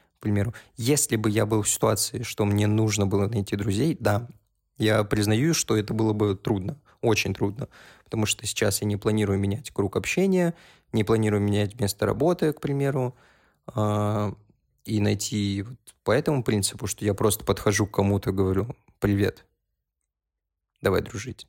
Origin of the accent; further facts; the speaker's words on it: North Caucasus, Russia; also born or lived in Uzbekistan; now in Moscow, Russia; Я из Кавказа